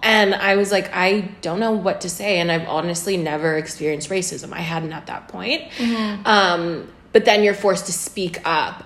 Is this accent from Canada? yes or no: yes; Kamloops, British Columbia, Canada; We grew up in Canada